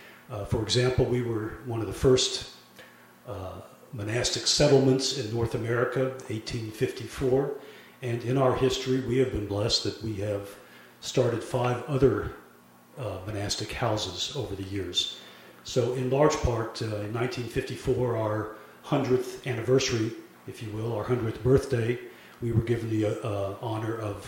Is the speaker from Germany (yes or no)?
yes; Germany; born there; But I was born in Germany to a German family.